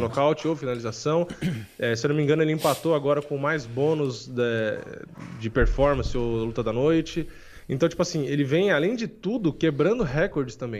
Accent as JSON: {"language": "Portuguese", "region": "São Paulo", "country": "Brazil", "tie": "born or raised there", "also_born_or_lived": "Praia Grande", "said": "eu nasci aqui em São Paulo"}